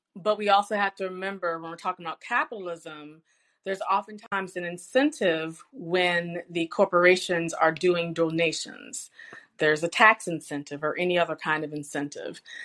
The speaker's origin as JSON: {"language": "English", "town": "Richmond", "region": "Virginia", "country": "United States", "tie": "born or raised there", "said": "I'm born and raised in Richmond, Virginia"}